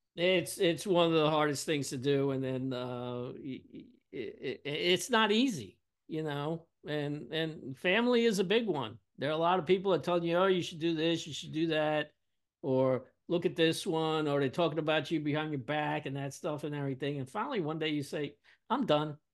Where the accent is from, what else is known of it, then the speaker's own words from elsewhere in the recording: New York City, New York, United States; I'm from Brooklyn, New York